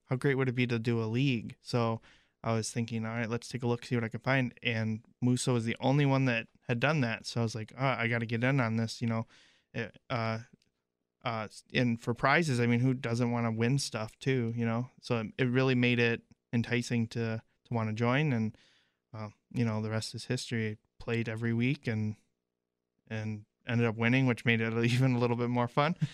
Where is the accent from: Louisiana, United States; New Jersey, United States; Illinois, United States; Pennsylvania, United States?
Illinois, United States; growing up in Illinois